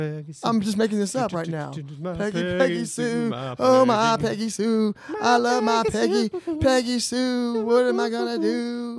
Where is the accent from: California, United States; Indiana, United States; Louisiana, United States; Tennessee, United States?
Louisiana, United States; also born or lived in Mandeville; So I came from Louisiana. I'm from Louisiana. Moved here, right? So the town I used to live in was Mandeville.